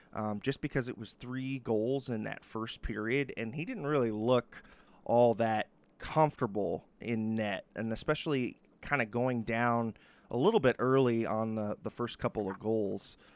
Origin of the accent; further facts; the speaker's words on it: New York, United States; as a New Yorker